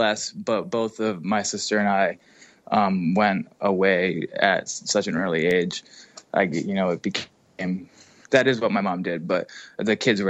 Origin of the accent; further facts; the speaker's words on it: Massachusetts, United States; I was born in Massachusetts, lived in Massachusetts until I went to high school.